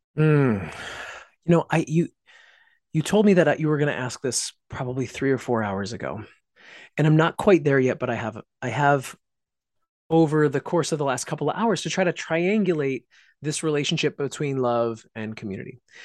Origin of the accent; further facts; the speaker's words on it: Pittsfield, Massachusetts, United States; my hometown of Pittsfield, Massachusetts